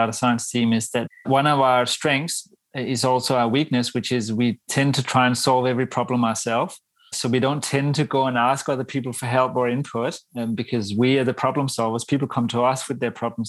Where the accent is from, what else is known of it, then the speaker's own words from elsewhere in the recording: Denmark; now in Australia; I'm actually from Denmark